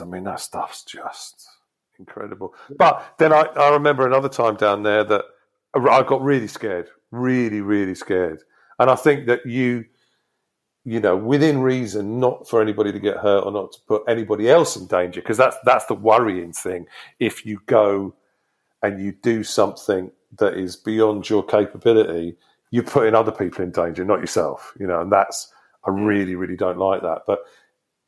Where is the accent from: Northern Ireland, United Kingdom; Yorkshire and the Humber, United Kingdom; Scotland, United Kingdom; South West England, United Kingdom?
South West England, United Kingdom; Devon; moved away as an adult; also born or lived in Exeter / California; now in Brighton, United Kingdom; I grew up in Devon.